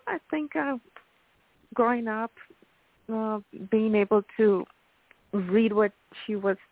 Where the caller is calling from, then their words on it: Miami, Florida, United States; I'm calling from Miami.